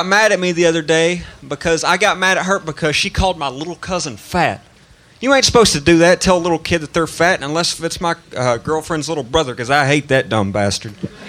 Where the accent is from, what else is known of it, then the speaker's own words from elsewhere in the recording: Tennessee, United States; I'm from Tennessee.